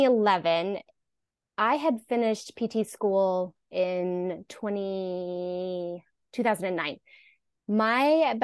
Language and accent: English; Eastern Washington, United States; moved away as an adult; also born or lived in Alabama / Missoula, Montana / Maine; I moved back to Eastern Washington to my hometown and started working there. This was in 2009.